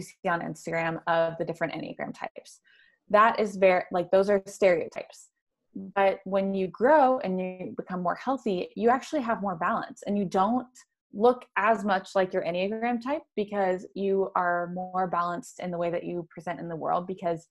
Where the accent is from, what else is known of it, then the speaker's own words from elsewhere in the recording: the Bible Belt in the South, United States; I grew up in the Bible Belt in the South